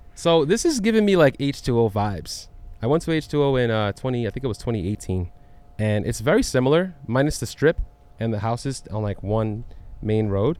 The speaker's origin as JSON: {"language": "English", "region": "New York", "country": "United States", "said": "I'm from New York"}